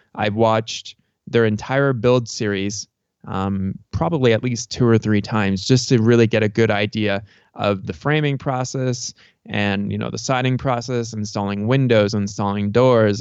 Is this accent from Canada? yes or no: yes; Canada; also born or lived in Tucson, Arizona; now in Cochise County, Arizona, United States; I'm from Canada originally